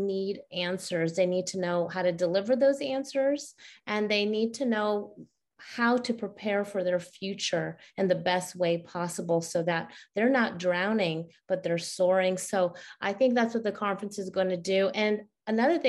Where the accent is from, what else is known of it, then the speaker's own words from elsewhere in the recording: Karachi, Sindh, Pakistan; now in United States; I was born in Karachi, Pakistan